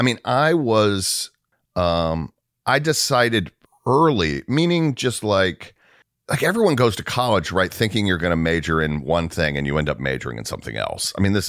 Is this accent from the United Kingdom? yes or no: no; the South, United States; And I'm from the South, so like